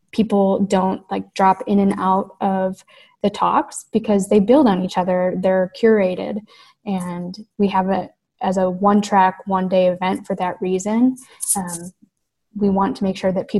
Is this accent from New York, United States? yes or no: no; Flint, Michigan, United States; growing up in Michigan in particular, in Flint in particular, most of my family worked for what we call the big three automakers